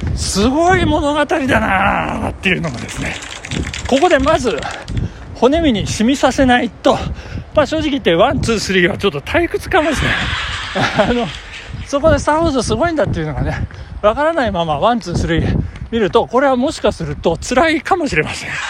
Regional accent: Nagano, Japan; born or raised there

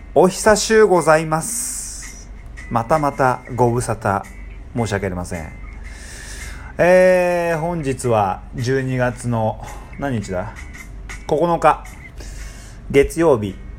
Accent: Tokyo, Japan; moved away as an adult; now in Indonesia; 僕は東京で育ってるんで

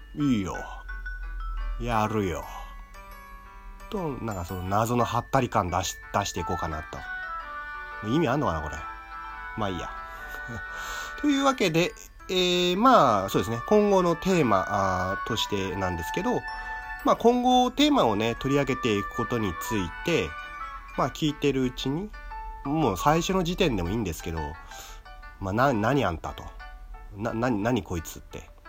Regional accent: Tokyo, Japan; 生まれも育ちも東京

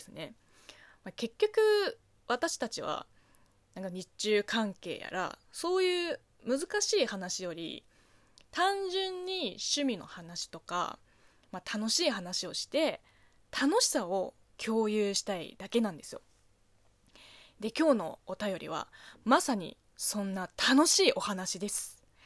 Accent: China; Japanese is a second language; moved away as an adult; now in Japan; 中国生まれ中国育ち

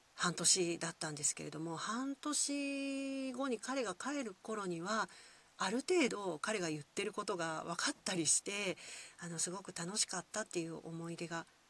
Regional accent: Kyoto, Japan; accent: Kyoto dialect; first language Kyoto dialect (Japanese); 生まれてからずっと使っている、えー、私、京都弁ネイティブ

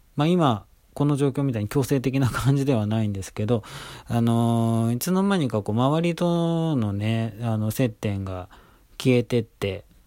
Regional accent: Tokyo, Japan; 東京生まれ、東京育ち

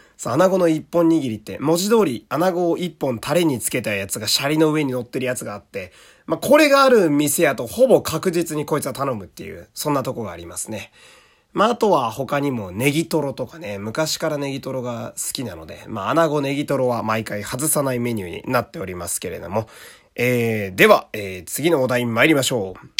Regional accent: Fukui, Japan; 私の地元福井市よりも田舎

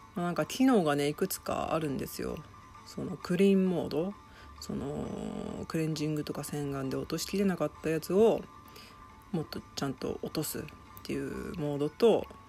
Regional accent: Shizuoka, Japan; also born or lived in Tokyo; 私今静岡の実家の方に住んでてで東京にも部屋を借りてるんですけど

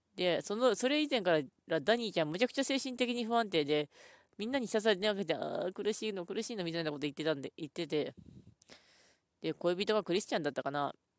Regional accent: Ishikawa, Japan; 出身、私、石川県なんですけど

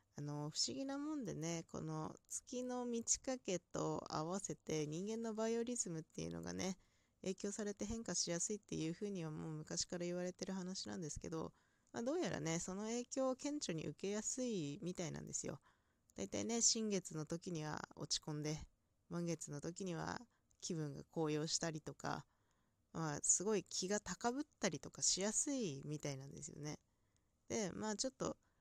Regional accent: inland Hokkaido, Japan; 北海道の内陸というところであまり鉛のない地方

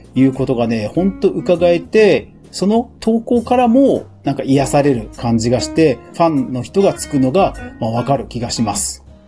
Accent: Japan; 私の近所には、浦島太郎の伝説にちなんだ浦島町という町があり、私は浦島小学校の出身です

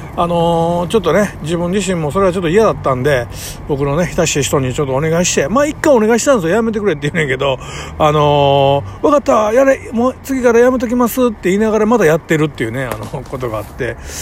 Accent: Kobe, Hyogo, Japan; 生まれ育ちとか、なんかたまたま、あの神戸のね、めちゃくちゃ下町、えー、ヤクザがカ歩する町で育ってしまった

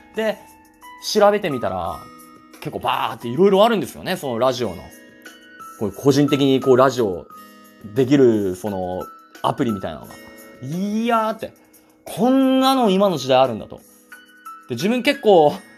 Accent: Asahikawa, Hokkaido, Japan; 出身がですね、えっと、北海道の旭川市ですね。ずっとまあ旭川市に住んでるんですけども

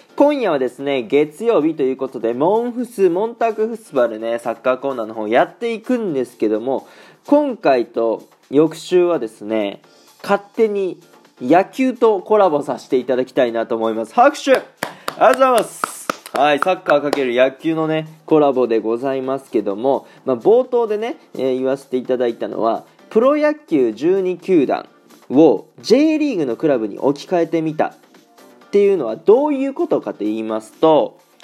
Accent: Aichi, Japan; moved away as an adult; now in Germany; 僕の地元愛知県

